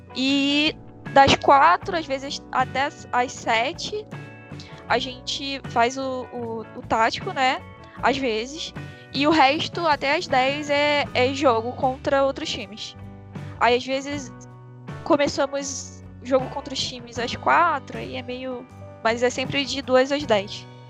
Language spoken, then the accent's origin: Portuguese; Nova Iguaçu, Rio de Janeiro, Brazil; Eu sou do Rio, né? Então, no Rio, em Nova Iguaçu, que é onde eu moro